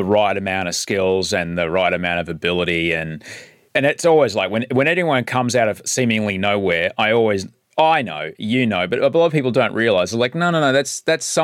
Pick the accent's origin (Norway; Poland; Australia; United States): Australia; Brisbane, Queensland; I grew up in Brisbane